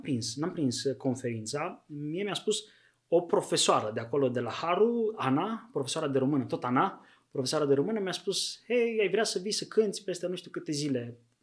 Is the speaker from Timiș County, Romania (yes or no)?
yes; Buziaș, Timiș County, Romania; sunt bănățean, acolo m-am născut, în Buziaș, un oraș micuț lângă Timișoara